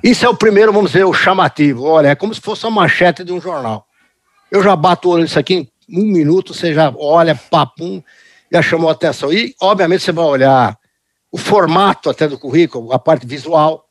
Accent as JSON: {"language": "Portuguese", "country": "Brazil", "tie": "born or raised there", "also_born_or_lived": "United States", "said": "eu nasci nos Estados Unidos, vim para o Brasil uhum. logo depois da Segunda Guerra Mundial, 1951"}